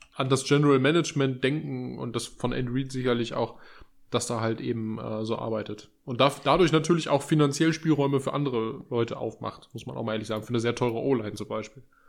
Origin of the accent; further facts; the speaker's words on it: Germany; als Deutsche